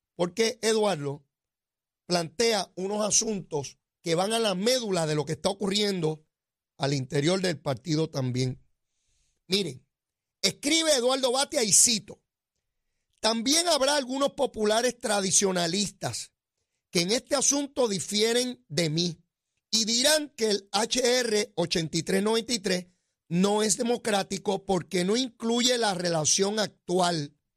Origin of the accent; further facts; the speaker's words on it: Puerto Rico; como ciudadanos americanos, puertorriqueños, porque seguimos siendo lo mismo